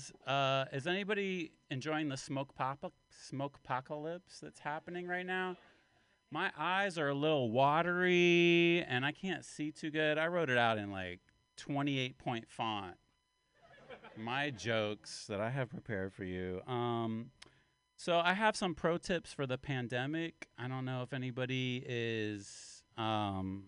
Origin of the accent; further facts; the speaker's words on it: West Virginia, United States; accent: Appalachian; where my home part of town is West Virginia. I'm an Appalachian man. And that's why I talk like this, like a big old redneck, like a hillbilly.